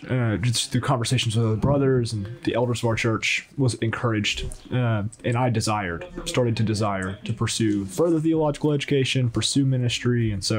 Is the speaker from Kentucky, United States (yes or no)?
no; Dallas, Texas, United States; Dallas, Texas.